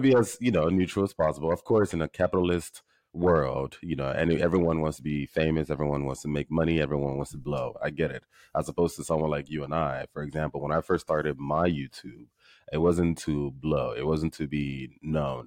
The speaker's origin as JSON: {"language": "English", "country": "Nigeria", "tie": "born or raised there", "said": "I was born and raised in Nigeria"}